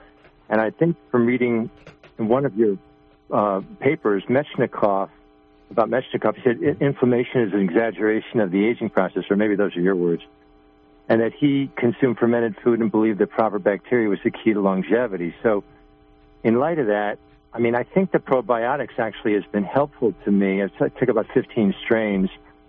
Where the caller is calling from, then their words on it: New York, United States; I'm from New York State